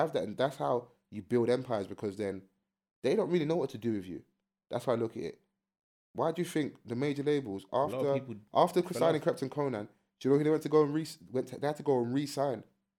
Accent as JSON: {"language": "English", "region": "London", "country": "United Kingdom", "said": "And I'm from South."}